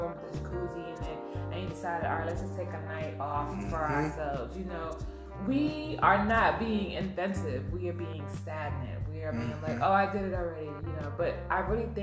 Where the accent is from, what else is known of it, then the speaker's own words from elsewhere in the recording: New York, United States; I'm from New York